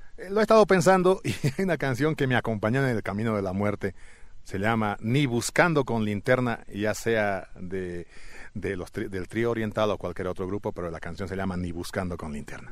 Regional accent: Santa Rosa, La Paz, Bolivia; soy de Alto Beni soy de la provincia Caranavi, de un pueblito llamado Santa Rosa, y pertenezco al Departamento de La Paz

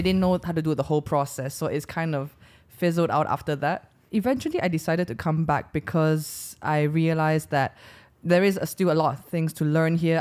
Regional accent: Sarawak, Malaysia; first language English; also born or lived in United Kingdom; in Sarawak, my, my hometown

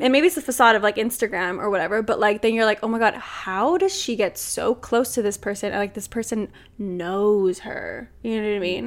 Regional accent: Los Angeles, California, United States; I'm literally from L

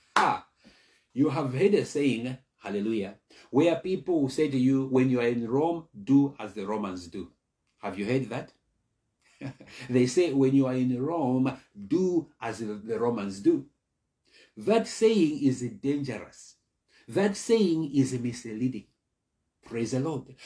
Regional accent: South Africa; moved away as an adult; also born or lived in Malawi; now in Ireland; I was born in Malawi. And then we emigrated to South Africa where I was raised

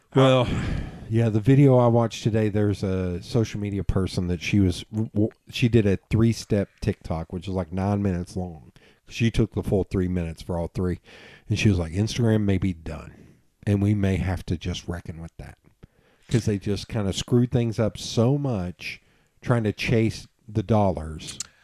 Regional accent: Knoxville, Tennessee, United States; "I'm from Tennessee." He's like, "Which part of Tennessee?" And I was like, "East Tennessee." He's like, "Wait, where in East Tennessee?" I was like, "Knoxville."

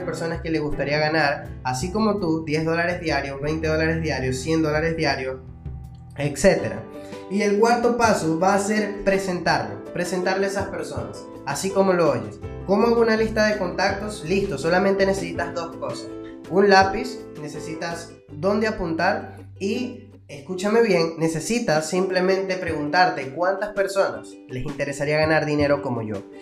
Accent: Venezuela; now in Peru; yo soy venezolano, vivo en Perú

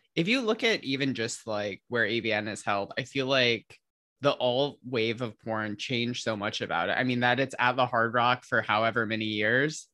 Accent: Midwest, United States; I'm from the Midwest

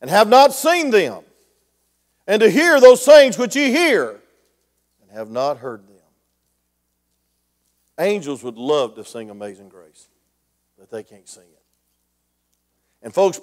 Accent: Grayson, Georgia, United States; I'm a hillbilly from Grayson, Georgia

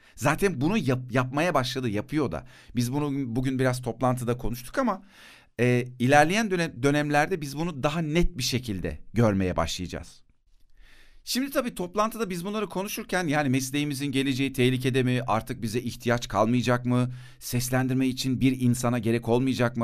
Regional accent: Turkey; Bana demişler ki bu topraklarda doğdun Türksün sen.

